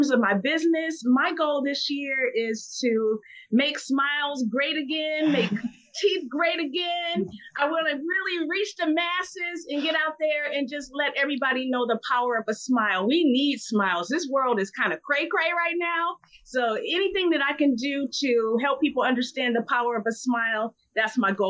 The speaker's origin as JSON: {"language": "English", "town": "Flint", "region": "Michigan", "country": "United States", "tie": "born or raised there", "moved": "yes", "said": "I went back to Detroit and started a business there in Flint, Michigan, my hometown"}